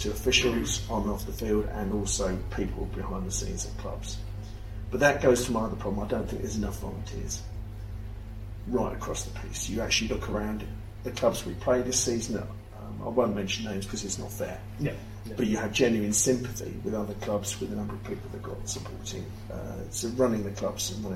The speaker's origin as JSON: {"language": "English", "town": "Rainham", "region": "South East England", "country": "United Kingdom", "tie": "born or raised there", "also_born_or_lived": "Gillingham / Margate", "moved": "yes", "said": "I'm born and bred in Raynham in Kent, which is part of the Medway Towns"}